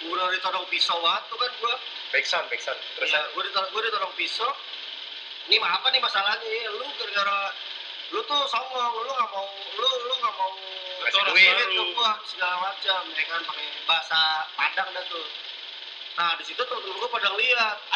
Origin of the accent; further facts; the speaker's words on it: Jakarta, Indonesia; now in Pekanbaru, Indonesia; karena gue orang Jakarta gue pindah ke Pekanbaru